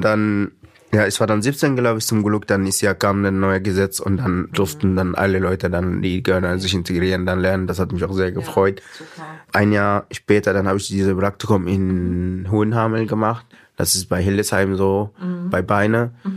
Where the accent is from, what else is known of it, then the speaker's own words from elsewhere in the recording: Sudan; German is a second language; moved away as an adult; also born or lived in Egypt / Libya; now in Eime, Germany; dann bin ich dann von Sudan nach Ägypten geflohen